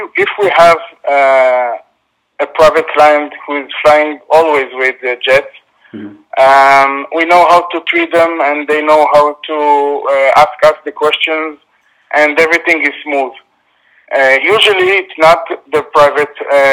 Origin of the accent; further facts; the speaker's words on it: Israel; I'm from Israel.